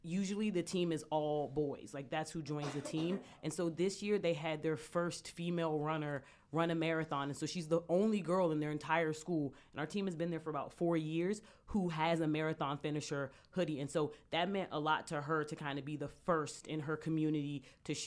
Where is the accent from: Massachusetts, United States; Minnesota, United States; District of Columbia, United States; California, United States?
District of Columbia, United States; Washington; moved away as an adult; now in Philadelphia, United States; I'm originally from Washington, D.C., and I came to Temple for college